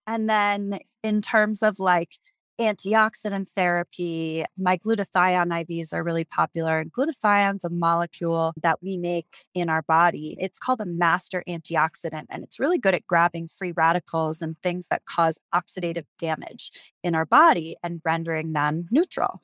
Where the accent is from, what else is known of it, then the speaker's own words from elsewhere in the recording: New York City, New York, United States; moved away as an adult; also born or lived in Wisconsin; now in Jackson, United States; I was born and raised in New York City and just outside